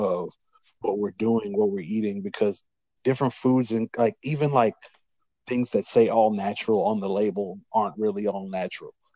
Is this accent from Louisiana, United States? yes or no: yes; Louisiana, United States; I'm from Louisiana